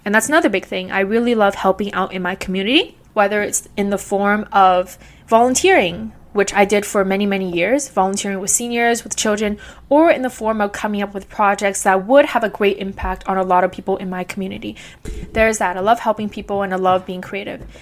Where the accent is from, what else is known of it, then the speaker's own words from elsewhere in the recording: Vancouver, British Columbia, Canada; also born or lived in Guangzhou, China / Beijing, China; I immigrated to Canada here with my parents when I was two years old, and I've been growing up and living in East Vancouver ever since